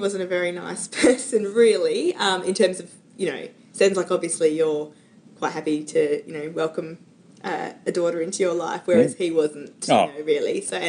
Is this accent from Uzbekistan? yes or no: no; Perth, Western Australia, Australia; also born or lived in London, United Kingdom / Sydney, Australia; So I was here for the first 7 years of my life. Went to daycare in the CBD somewhere around here. But then we moved to Perth. In when I was about 7, and so I've been there until we moved to the country.